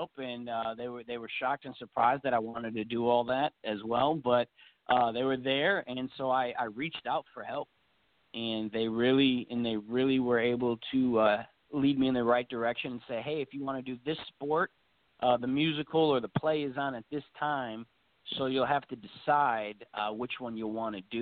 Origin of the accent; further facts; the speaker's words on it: Racine, Wisconsin, United States; I'm originally from Racine, Wisconsin